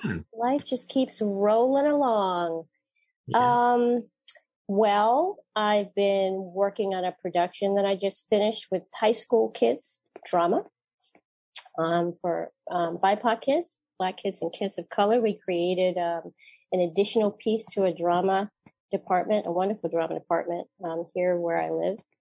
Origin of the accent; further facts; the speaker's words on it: The Hague, South Holland, Netherlands; I was born there in The Hague